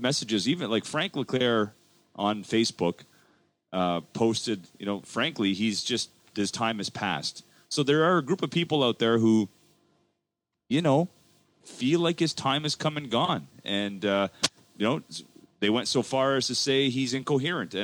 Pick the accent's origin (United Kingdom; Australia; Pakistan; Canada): Canada; I'm born and raised in Canada with Canadian values